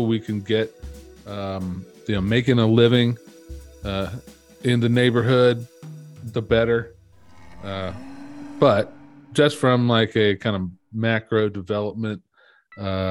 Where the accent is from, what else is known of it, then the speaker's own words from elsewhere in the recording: Dayton, Ohio, United States; I'm from Dayton, Ohio, USA.